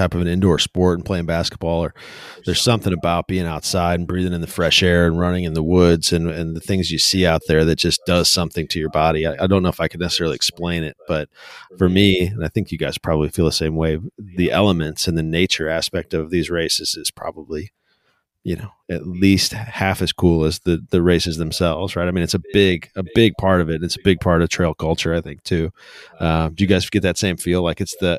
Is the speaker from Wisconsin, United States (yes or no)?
no; St. Louis, Missouri, United States; I grew up in St. Louis my whole life.